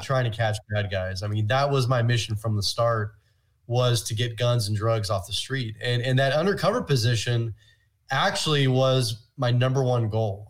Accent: Oakland, California, United States; I'm actually originally from the San Francisco Bay Area, was born in Oakland

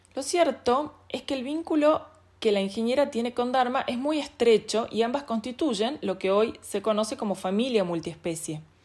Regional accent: Salta, Argentina; soy salteña

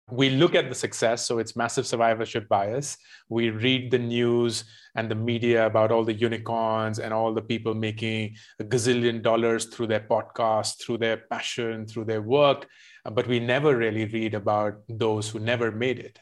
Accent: India; also born or lived in Michigan, United States; I grew up mostly in India, except for a couple of years when I was in the U S.

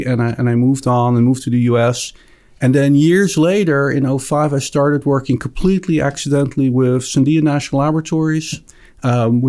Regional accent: Netherlands; accent: Dutch; moved away; I actually grew up in the Netherlands.

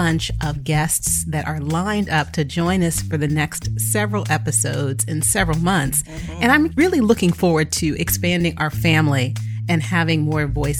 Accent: San Jose, California, United States; I'm a Black girl from the Bay. {S2} Hey. {S0} Born and raised in San Jose before it was the Silicon Valley, right?

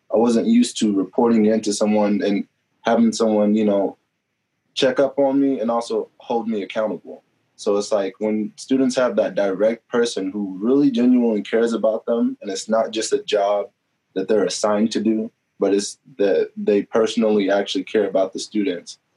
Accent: Topeka, Kansas, United States; moved away as an adult; now in Pittsburg, Kansas, United States; I grew up, I'm from Topeka, Kansas

